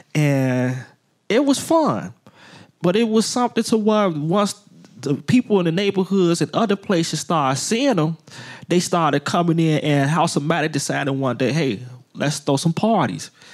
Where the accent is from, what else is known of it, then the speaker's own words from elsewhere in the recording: Chicago, Illinois, United States; I'm born and raised on the west side of Chicago